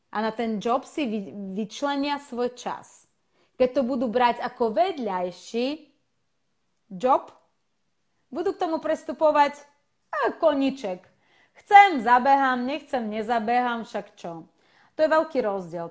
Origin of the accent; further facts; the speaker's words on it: Slovakia; Slovak is a second language; also born or lived in Russia / Ukraine; ja som v podstate vyrastla na Slovensku a Slovensku pokladám za môj domov, ale moje korenie sú rusko-ukrajinské a od 99, 92. E, roku žijem na Slovensku